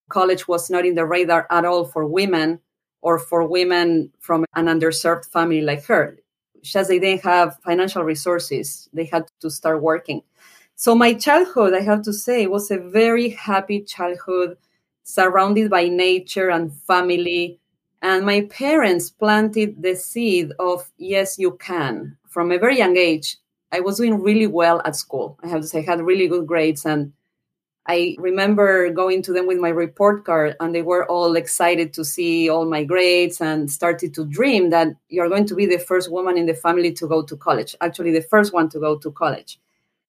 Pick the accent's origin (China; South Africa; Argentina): Argentina; General Belgrano, Buenos Aires Province; moved away as an adult; now in United States; I'm from Argentina, but I've been here in the U.S. for 20 years. I came here to do my MBA